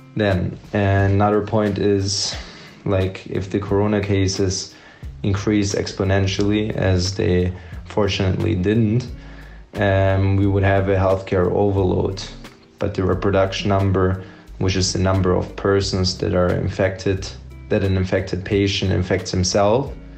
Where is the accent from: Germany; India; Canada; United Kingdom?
Germany; Stuttgart, Baden-Württemberg; moved away as an adult; now in Belgrade, Serbia; I'm from Stuttgart, Germany